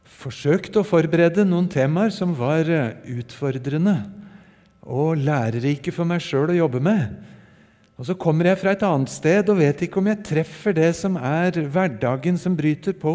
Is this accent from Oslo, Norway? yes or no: yes; Oslo, Norway; also born or lived in Japan; Jeg ble født i Japan for eh, drøyt 60 år siden og har fått vokse opp delvis i Japan og delvis i Oslo og rundt på Østlandet.